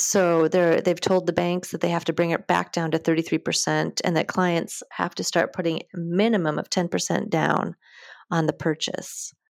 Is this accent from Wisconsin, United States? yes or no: yes; Wisconsin, United States; moved away as an adult; also born or lived in Minneapolis, Minnesota; now in France; I grew up in Wisconsin, in a small town just north of Madison.